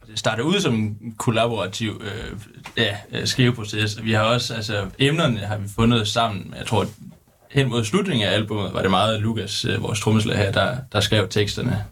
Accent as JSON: {"language": "Danish", "region": "Jutland", "country": "Denmark", "said": "vi kommer fra Jylland"}